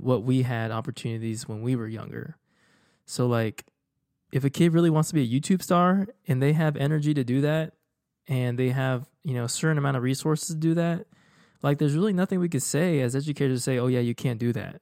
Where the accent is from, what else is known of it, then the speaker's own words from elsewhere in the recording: Houston, Texas, United States; moved away as an adult; also born or lived in Dallas; I was leaving my hometown for for college, like, undergrad, and then after that, I went to grad school. So, I haven't really been in Houston for, you know, going on, um, you know, like, over nine, almost ten years now